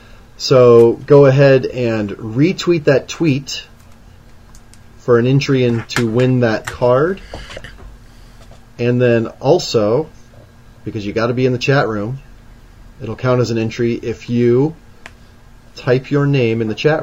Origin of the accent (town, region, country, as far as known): Nebraska, United States; born or raised there